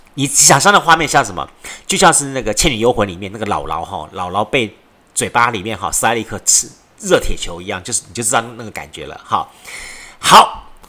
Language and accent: Chinese; southern Taiwan, Taiwan; 我们南部人